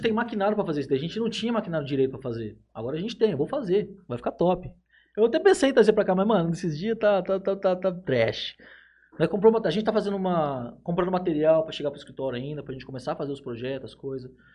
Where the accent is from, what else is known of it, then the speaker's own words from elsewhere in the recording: Jales, São Paulo, Brazil; a gente é de Jales